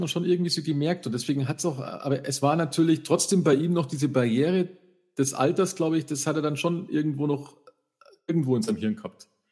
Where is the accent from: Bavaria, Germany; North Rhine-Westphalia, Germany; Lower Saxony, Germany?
Bavaria, Germany; Freising; bei uns in Freising